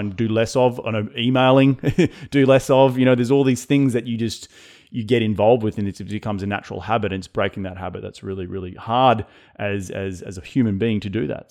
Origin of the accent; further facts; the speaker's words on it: Australia; being Australian